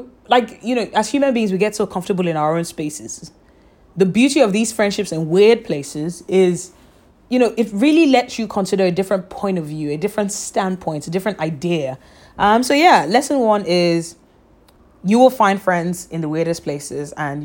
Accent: Nigeria; moved away; also born or lived in London; I'm Nigerian, my family's in Nigeria, my family's in London

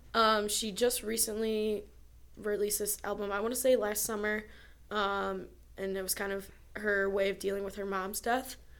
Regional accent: near Ann Arbor, Michigan, United States; My hometown is near Ann Arbor

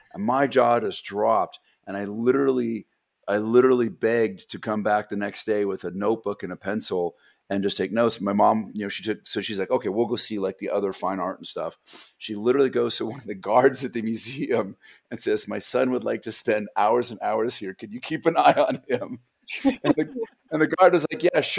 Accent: Los Angeles, California, United States; I grew up in a place in Southern California known as Porn Valley, aka the San Fernando Valley

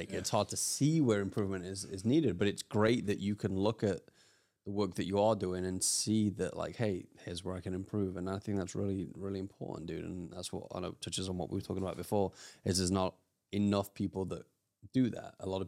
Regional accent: United Kingdom; I'm British.

